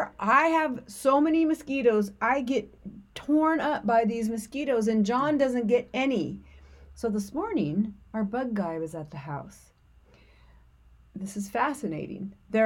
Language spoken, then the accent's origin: English; the South, United States; accent: Southern; I always feel bad when I start talking in my Southern accent.